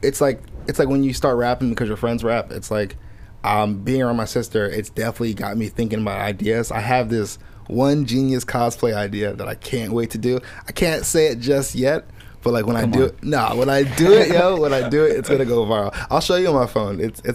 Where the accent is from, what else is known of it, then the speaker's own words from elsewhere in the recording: Nigeria; I'm never just like, oh, I'm Nigerian, so let me make a Nigerian song.